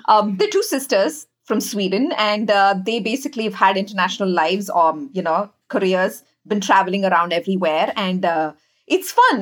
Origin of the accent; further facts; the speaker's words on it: India; moved away as an adult; now in New York City, United States; growing up in India